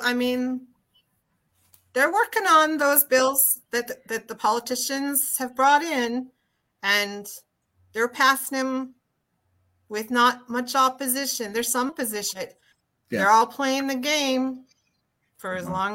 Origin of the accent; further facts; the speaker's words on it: Southern Alberta, Canada; I come from the Southern Alberta community where we're referred to as Northern Utah